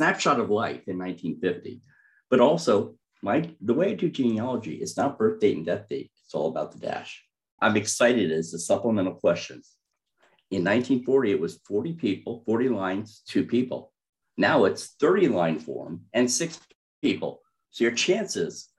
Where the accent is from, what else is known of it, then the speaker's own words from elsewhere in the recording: Sullivan County, New York, United States; I grew up in Sullivan County, New York, up in the Borscht Belt. I'm a native.